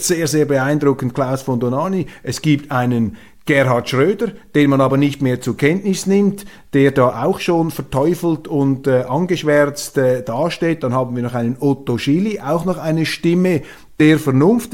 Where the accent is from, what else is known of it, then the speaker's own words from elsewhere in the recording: Switzerland; Als Schweizer